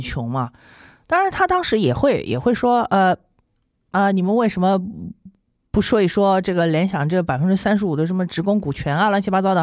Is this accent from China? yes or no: yes; China; 是我们中国人一路发展以来，每个人身上都要背负的原罪。